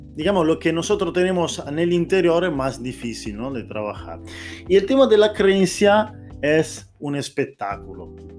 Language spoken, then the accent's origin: Spanish; Italy; Spanish is a second language; moved away; Yo soy italiano aquí, te estoy hablando en español